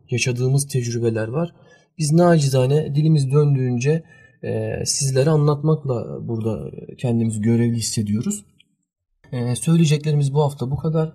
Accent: Germany; now in Turkey; ben Almanya doğumluyum

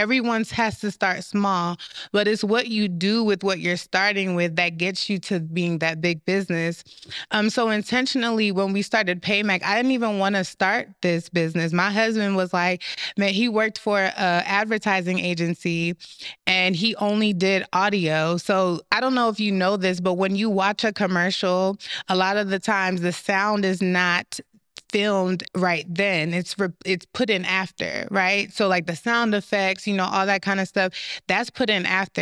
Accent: United States; also born or lived in Jamaica; I was raised here

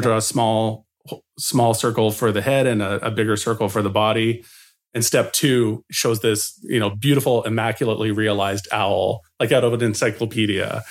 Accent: Edmonton, Alberta, Canada; I was running my own snow shoveling business in Edmonton, Alberta

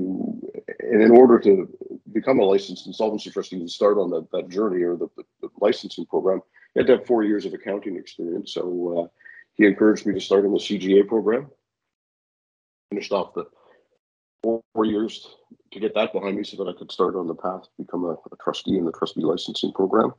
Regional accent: Victoria, British Columbia, Canada; moved away as an adult; now in Vancouver, Canada; I grew up in Victoria

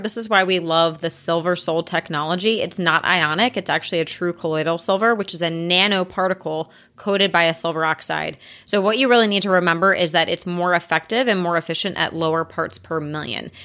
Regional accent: United States; As an American

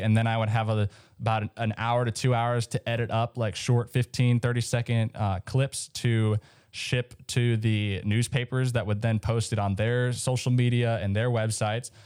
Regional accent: Minnesota, United States; I grew up in Minnesota, so there was a lot of snow.

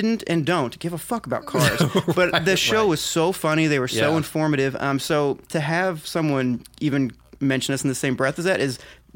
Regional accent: Massachusetts, United States; I grew up in Massachusetts listening to a show called Car Talk with my dad every Saturday morning

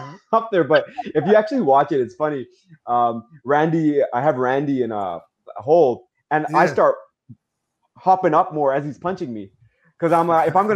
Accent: Vancouver, British Columbia, Canada; I'm a kid from Vancouver with my brother

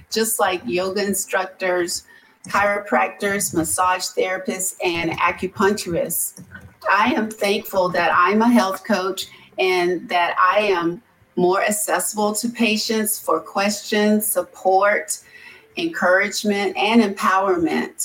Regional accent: Hampton, Virginia, United States; also born or lived in Raleigh, North Carolina; now in Hampton, United States; I'm originally from Hampton, Virginia. I've lived in the Raleigh, North Carolina area for over 30 years. And so I've recently come back home.

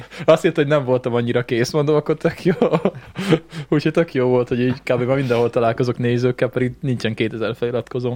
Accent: Békéscsaba, Békés, Hungary; gyerekkoromban a Békés Csabán

